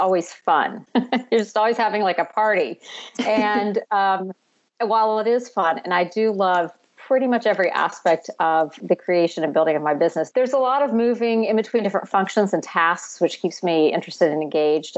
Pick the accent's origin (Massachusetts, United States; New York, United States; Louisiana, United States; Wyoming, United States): Louisiana, United States; Baton Rouge; moved away as an adult; also born or lived in North Carolina; I am actually originally from Louisiana. I'm from Baton Rouge.